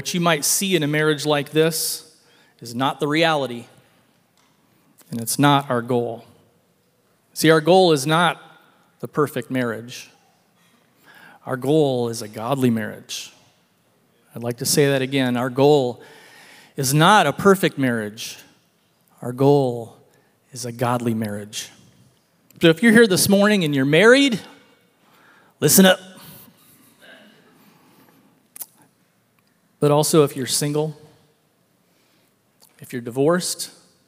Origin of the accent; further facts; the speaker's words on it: Elk Grove, California, United States; I grew up in Northern California. Went to a high school called Elk Grove High School